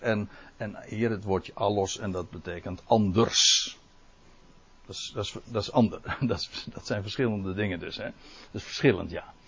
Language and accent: Dutch; Netherlands; wij als Nederlanders